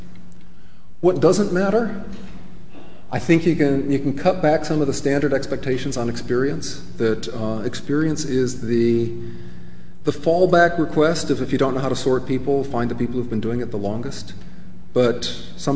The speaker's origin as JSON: {"language": "English", "country": "United States", "said": "as an American"}